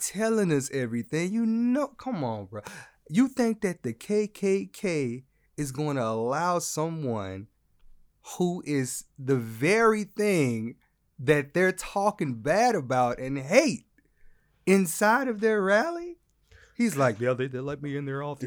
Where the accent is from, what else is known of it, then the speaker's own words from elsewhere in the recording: Louisiana, United States; I'm from Louisiana